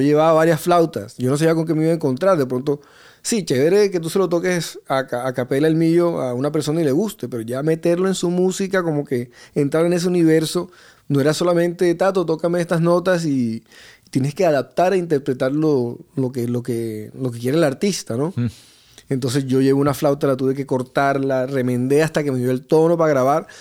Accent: Barranquilla, Atlántico, Colombia; Yo vengo de Barranquilla y desde pequeño con el tema de las festividades de los pueblos vecinos, el carnaval de Barranquilla

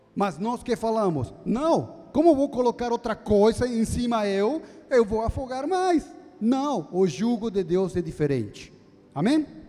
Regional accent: Bolivia; also born or lived in Jundiaí, Brazil; now in São Paulo, Brazil; eu sou da Bolívia

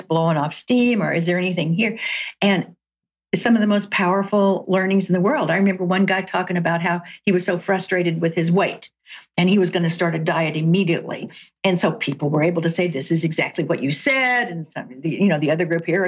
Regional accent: Chattanooga, Tennessee, United States; now in Seattle, United States; I grew up in Chattanooga, Tennessee

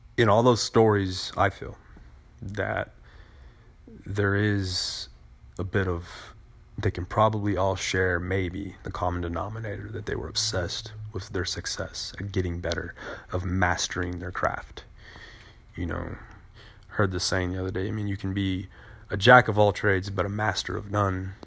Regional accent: United States; we as American voters

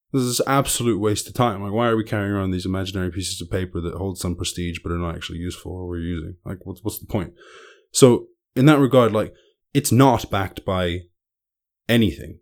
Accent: Ireland; I grew up in Ireland

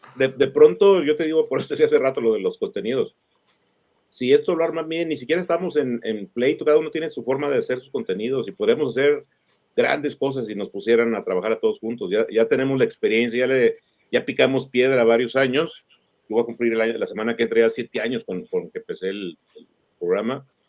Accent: Mexico; somos mexicanos

